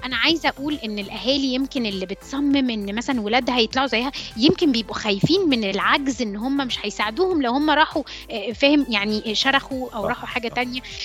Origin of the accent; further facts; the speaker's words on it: Alexandria, Alexandria Governorate, Egypt; also born or lived in Cairo; انا اوريجينالي آه، من اسكندريه اتخرجت من هندسه اسكندريه